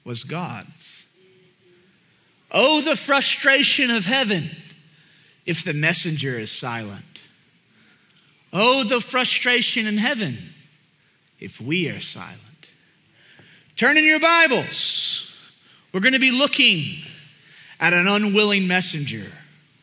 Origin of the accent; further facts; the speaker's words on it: Houston, Texas, United States; I'm from Houston area